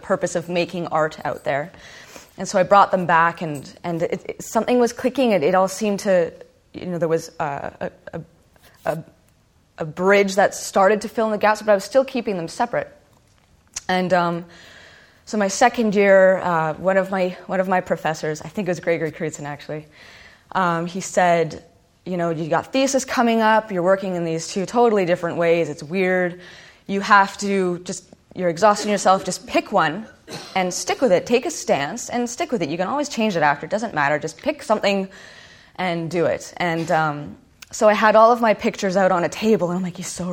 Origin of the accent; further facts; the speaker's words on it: Winnipeg, Manitoba, Canada; I'm from Winnipeg